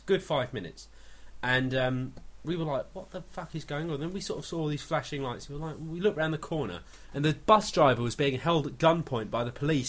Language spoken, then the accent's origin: English; United States; Diet Coke. We're American.